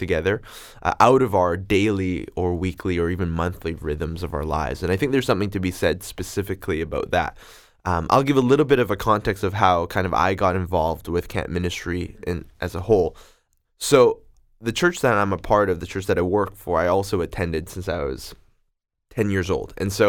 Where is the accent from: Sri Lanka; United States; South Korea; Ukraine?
South Korea; now in Vancouver, Canada; And then we ended up doing 2 weeks in Korea. That's where I'm from. And in case you can tell my accent, we did a Korean wedding too.